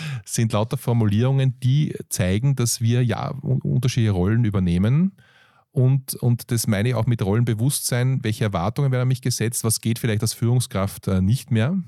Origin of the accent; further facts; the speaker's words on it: Austria; aus Europa, Österreich hier